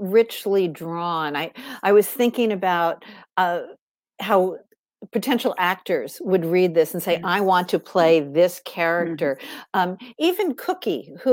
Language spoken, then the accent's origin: English; Long Island, New York, United States; I grew up on Long Island